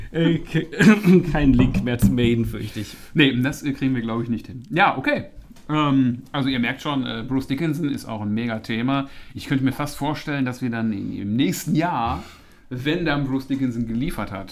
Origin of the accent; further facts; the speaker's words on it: Essen, North Rhine-Westphalia, Germany; Essen ist meine alte Heimatstadt